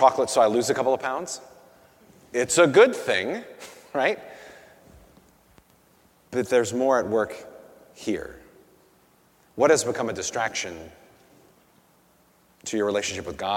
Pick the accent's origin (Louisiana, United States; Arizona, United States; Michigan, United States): Louisiana, United States; Slidell; I grew up in Slidell